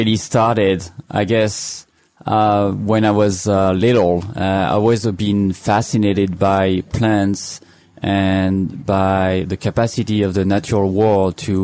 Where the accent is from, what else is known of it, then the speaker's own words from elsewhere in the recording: France; English is a second language; moved away as an adult; now in United States; As you can hear, I'm not from here. I'm from France. And so I arrived here now 10, 11 years ago